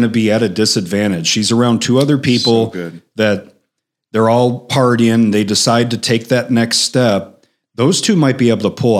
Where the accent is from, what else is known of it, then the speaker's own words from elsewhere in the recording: Chicago, Illinois, United States; So I'm from the South Side of Chicago. We use the F word like a placeholder when you're thinking.